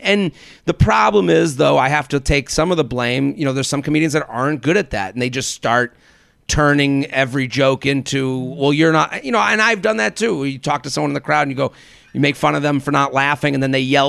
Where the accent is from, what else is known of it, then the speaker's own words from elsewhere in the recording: Needham, Massachusetts, United States; like I'm from Needham, which is outside of Boston.